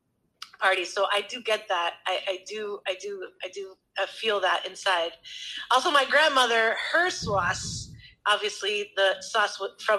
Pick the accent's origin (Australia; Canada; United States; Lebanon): United States; New York; And so it was my dad's sauce because, you know, we're from New York.